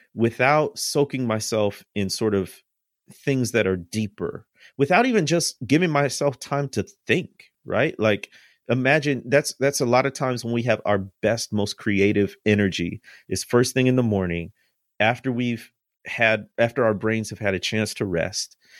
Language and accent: English; Midwest, United States; I'm from the Midwest, and, uh, food-wise, we're, we're meat and potato people